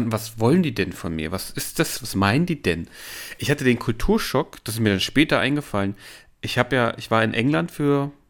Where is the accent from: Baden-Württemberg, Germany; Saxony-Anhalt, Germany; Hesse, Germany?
Saxony-Anhalt, Germany; Halle; ich komme aus Halle